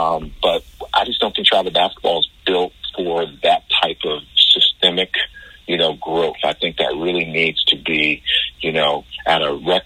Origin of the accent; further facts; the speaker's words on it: New Jersey, United States; also born or lived in Europe; now in Hillsborough County, Florida, United States; growing up in the Northeast, you know, especially in Jersey